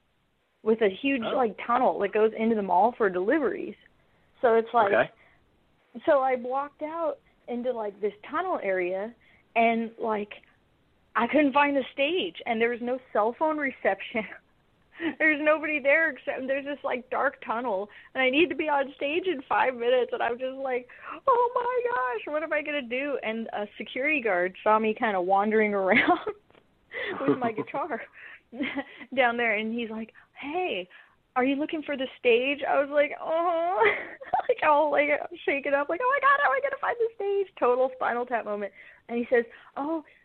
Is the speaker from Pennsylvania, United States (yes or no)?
no; Los Angeles, California, United States; moved away; also born or lived in Portland, Oregon; I'm originally from Los Angeles.